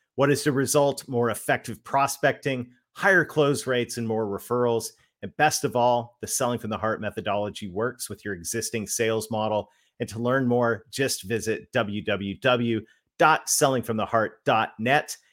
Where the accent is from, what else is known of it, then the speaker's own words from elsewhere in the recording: Canada; but I'm Canadian